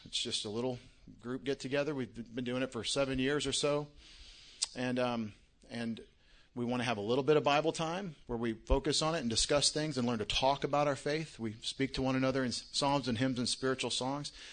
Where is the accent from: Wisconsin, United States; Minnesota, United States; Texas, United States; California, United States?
Texas, United States; Longview; moved away as an adult; now in Connecticut, United States; I'm from Longview, Texas. Don't, don't think I'm from Connecticut. I, I live in Connecticut